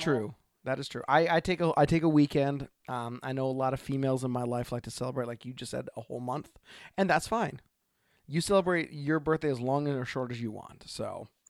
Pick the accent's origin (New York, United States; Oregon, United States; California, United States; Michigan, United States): Oregon, United States; from Oregon.